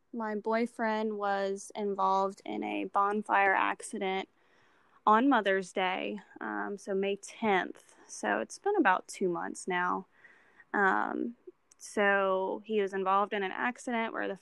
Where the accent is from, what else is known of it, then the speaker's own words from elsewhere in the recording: Baton Rouge, Louisiana, United States; moved away as an adult; now in Bush, United States; I'm originally from Baton Rouge and I just moved to the Covington, Mandeville area about a month ago